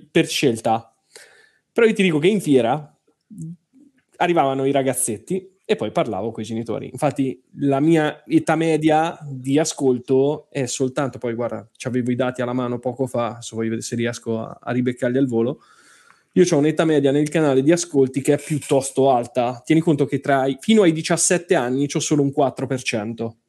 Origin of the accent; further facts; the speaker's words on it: Marche, Italy; È, ma- è marchigiana, tra eh, l'altro, eh, mie- eh, delle mie parti.